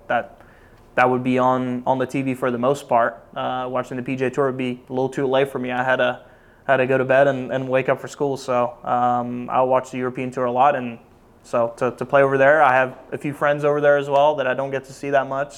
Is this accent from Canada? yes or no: no; Norway; moved away as an adult; also born or lived in Oklahoma; Growing up in Norway